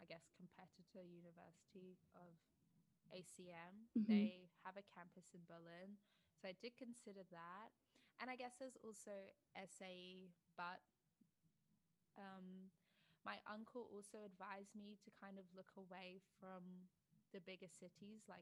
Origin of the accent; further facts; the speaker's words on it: Australia; moved away as an adult; now in United Kingdom; I grew up in Australia, but I always knew that I wanted to move back to the UK